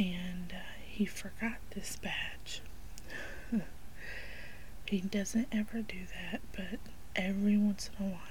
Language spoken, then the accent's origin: English; the South, United States; I grew up in the South